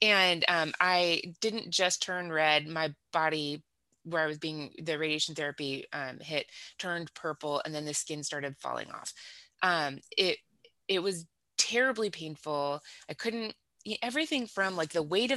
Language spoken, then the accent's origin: English; Southern California, United States; accent: valley girl; moved away as an adult; now in Kansas City, United States; Born in Southern California, so in the 70s. So I grew up in Southern California in the 80s.